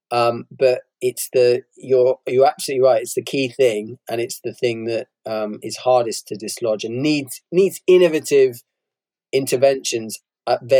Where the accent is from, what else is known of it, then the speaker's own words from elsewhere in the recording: Bristol, South West England, United Kingdom; when I was growing up, I was brought up in Bristol, um, very class segregated city